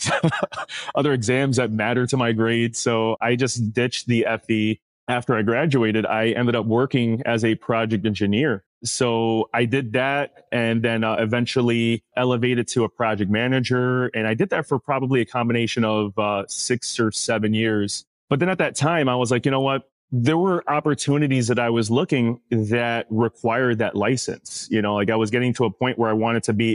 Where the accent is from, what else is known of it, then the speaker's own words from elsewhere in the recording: New York City, New York, United States; I'm originally from New York City and I was born and raised in the Bronx.